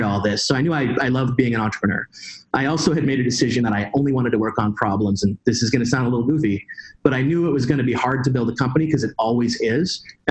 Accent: Pacific Northwest, United States; I grew up in the Pacific Northwest

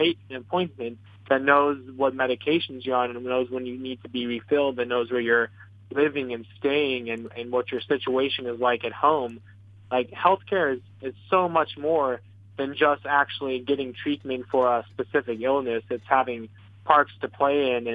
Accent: Houston, Texas, United States; my hometown in Houston, Texas

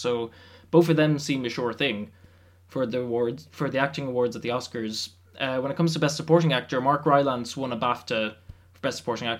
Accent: Ireland

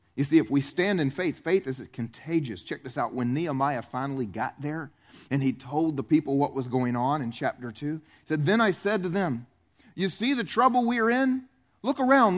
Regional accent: the South, United States; I grew up here in the South in a blue collar family

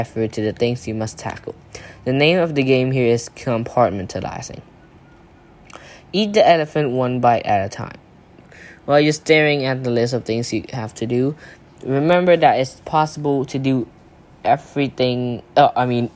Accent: Thailand; from Thailand

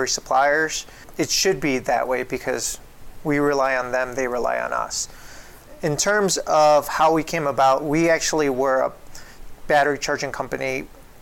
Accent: Chicago, Illinois, United States; I come from Chicago.

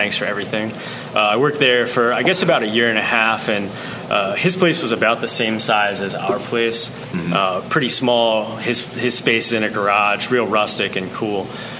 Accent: Boonsboro, Maryland, United States; also born or lived in Vermont; We're all locals here. I grew up in the Boonesboro area. I went to school there.

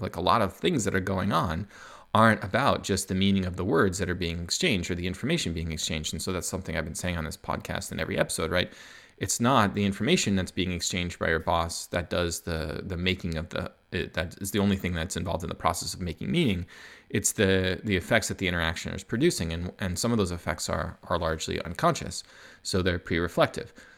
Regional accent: United States; moved away as an adult; now in Canada; I'm American, but I live in Canada

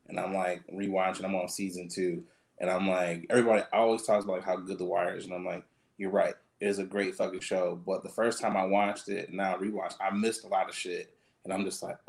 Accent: Michigan, United States; I am from Michigan

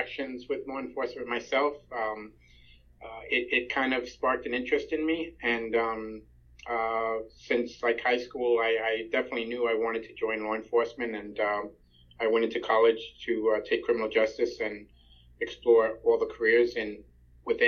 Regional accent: Long Island, New York, United States; also born or lived in Ohio; In New York, on Long Island, pretty much for the most part

